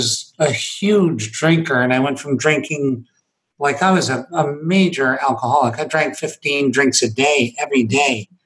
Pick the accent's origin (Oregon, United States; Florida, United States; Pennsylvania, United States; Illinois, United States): Pennsylvania, United States; Scranton; I was born in Scranton, Pennsylvania.